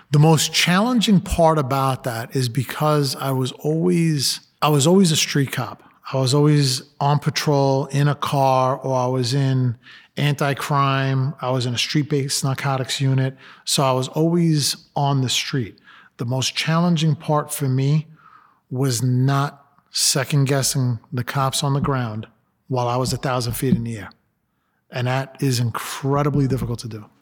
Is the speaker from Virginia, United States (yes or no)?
no; New York City, New York, United States; I'm a Latino, I grew up in Brooklyn